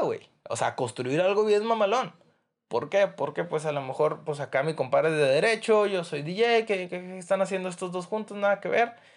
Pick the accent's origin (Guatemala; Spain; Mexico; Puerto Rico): Mexico; yo como mexicano